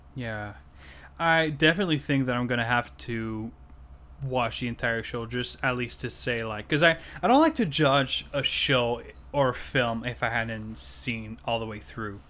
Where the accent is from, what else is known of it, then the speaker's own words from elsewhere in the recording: Canada; first language French; English is a second language; I'm Canadian French, which is that I'm a native French speaker